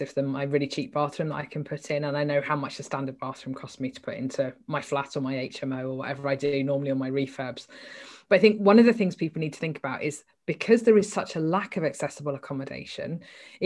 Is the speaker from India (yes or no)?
no; England, United Kingdom; We're very English